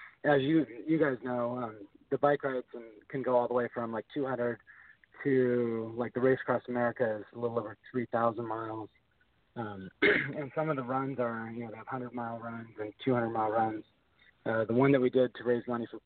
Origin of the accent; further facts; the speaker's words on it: Port Angeles, Washington, United States; about 30 kilometers from my hometown in Port Angeles up to Canada